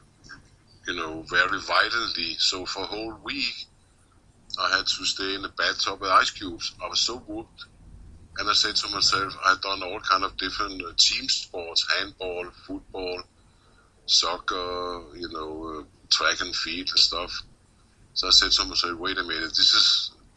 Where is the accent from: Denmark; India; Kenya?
Denmark; Copenhagen, Capital Region of Denmark; moved away as an adult; I grew up in Copenhagen.